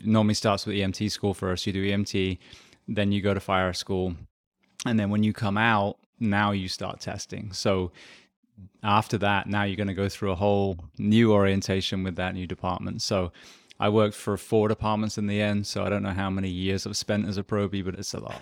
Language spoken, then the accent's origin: English; England, United Kingdom; moved away as an adult; also born or lived in Japan; now in Ocala, Florida, United States; So I am originally from England. I spent 27 years there.